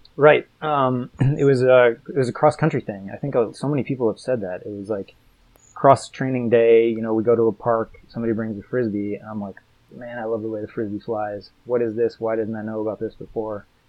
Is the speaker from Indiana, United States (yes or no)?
no; Colorado, United States; I grew up in Colorado as well